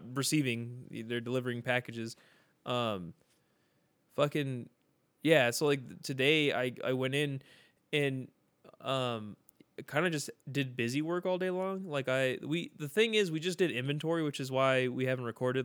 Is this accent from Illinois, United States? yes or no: no; San Bernardino, California, United States; we're very poor from San Bernardino